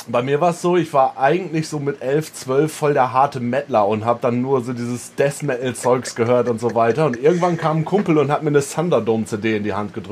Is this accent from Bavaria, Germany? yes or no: no; East Frisia, Lower Saxony, Germany; gebürtiger ja. Ostfriesland.